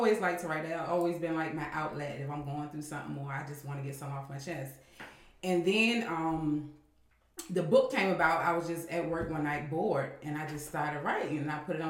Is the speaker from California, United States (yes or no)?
no; Emporia, Virginia, United States; I'm from Emporia, Virginia, born and raised